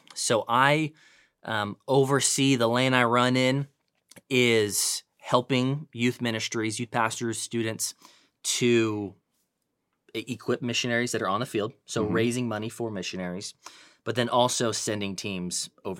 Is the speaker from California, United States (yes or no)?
yes; California, United States; now in Dallas, United States; but I'm born and raised in Northern California.